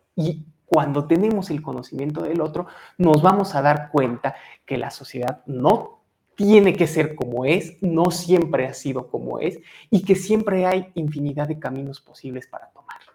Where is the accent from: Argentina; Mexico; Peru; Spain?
Mexico; qué nos identifica como mexicanos